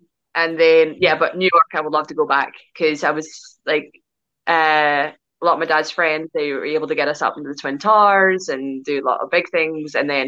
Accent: Northern Ireland, United Kingdom; moved away as an adult; now in Glasgow, United Kingdom; I'm Irish, but I live in Glasgow, Scotland.

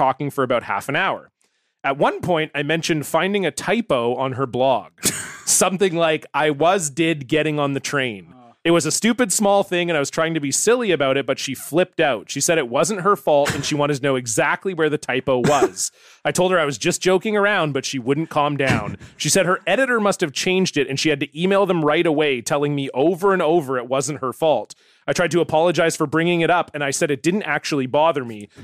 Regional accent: Canada; my guy, Canadian guy from my hometown, Andy Anderson

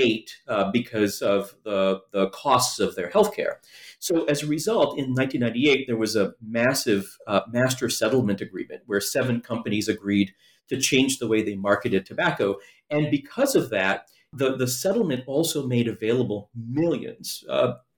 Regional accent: New York City, New York, United States; in New York City, I grew up in the Bronx and Queens

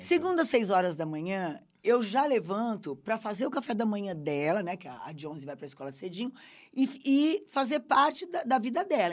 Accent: Brazil

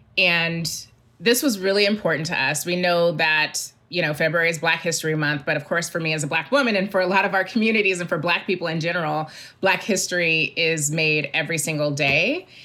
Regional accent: Mississippi, United States; moved away; I'm from Mississippi.

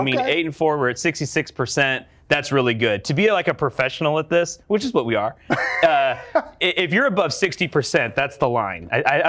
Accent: the Northwest, Pacific Northwest, United States; I'm from the Northwest.

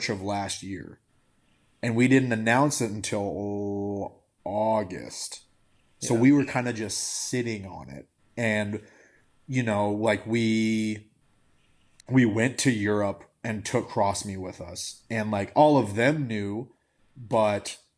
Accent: Iowa, United States; I grew up in Iowa

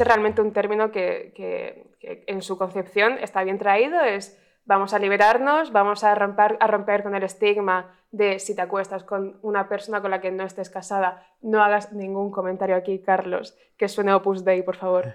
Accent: Cartagena, Region of Murcia, Spain; now in Madrid, Spain; somos una persona de Badajoz y de Cartagena que no saben decir la X

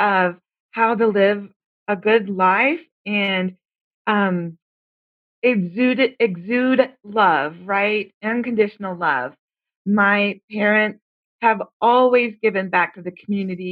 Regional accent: North Carolina, United States; also born or lived in Ohio; now in Colorado, United States; I was in North Carolina for grade school. In middle school

